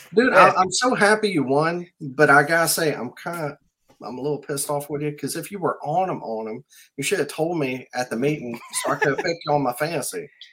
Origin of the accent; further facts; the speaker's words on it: South Mississippi, United States; moved away; also born or lived in New Orleans; I'm from South Mississippi and used to live in New Orleans.